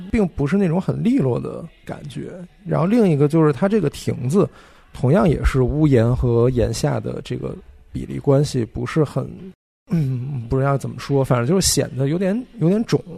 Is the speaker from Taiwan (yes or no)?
no; China; 作为中国人